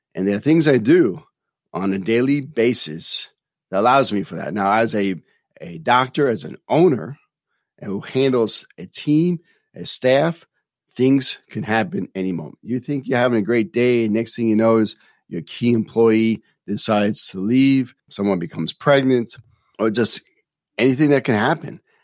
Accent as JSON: {"language": "English", "town": "New York City", "region": "New York", "country": "United States", "tie": "born or raised there", "said": "Growing up in New York City"}